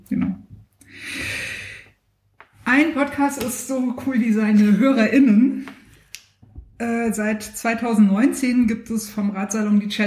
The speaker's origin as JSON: {"language": "German", "region": "West Germany", "country": "Germany", "said": "Ist das, äh, ist das blasphemisch, was ich da sage? Als Wessi"}